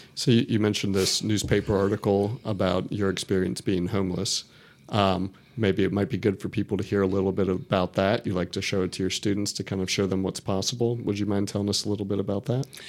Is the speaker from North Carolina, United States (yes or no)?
yes; Raleigh, North Carolina, United States; I grew up in Raleigh, went to school in Raleigh